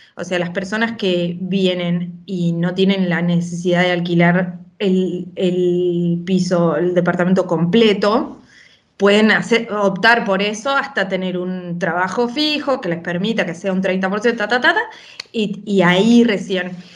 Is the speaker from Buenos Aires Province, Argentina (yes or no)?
no; Junín de los Andes, Neuquén, Argentina; also born or lived in Buenos Aires / Barcelona; now in Badalona, Spain; yo soy, nací en Junín de los Andes, en Neuquén